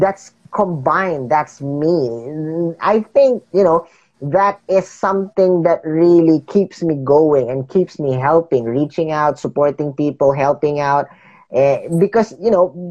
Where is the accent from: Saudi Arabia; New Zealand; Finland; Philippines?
Philippines; growing up in the Philippines is not easy